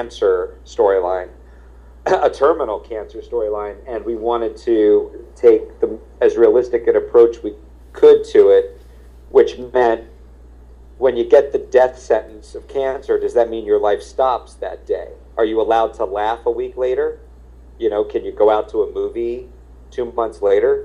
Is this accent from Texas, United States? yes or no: no; Marlton, New Jersey, United States; I'm a Jew from Jersey.